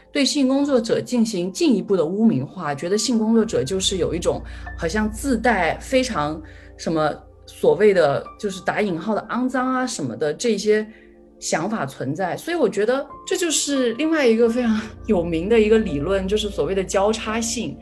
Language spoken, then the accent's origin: Chinese; China; now in United States; 因为我是中国人